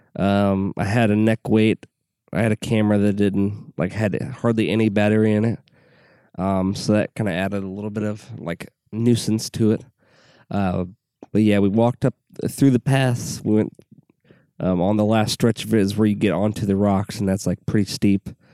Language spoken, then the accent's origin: English; Southwest Illinois, United States; I grew up in Southwest Illinois